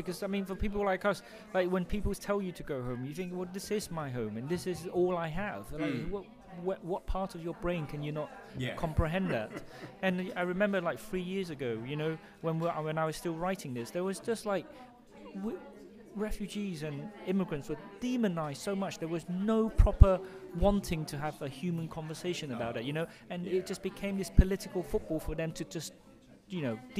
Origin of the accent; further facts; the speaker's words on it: London, United Kingdom; I mean, I grew up, you know, I grew up in London, Britain, and I feel very British